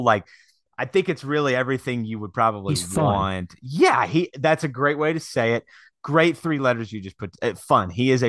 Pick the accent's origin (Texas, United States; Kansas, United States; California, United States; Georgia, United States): Kansas, United States; Wichita; By the way, I grew up in Wichita.